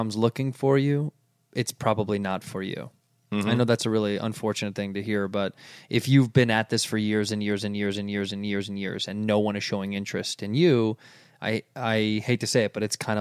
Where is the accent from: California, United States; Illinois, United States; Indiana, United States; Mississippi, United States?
Illinois, United States; Chicago; moved away; I was born in the city in the Gold Coast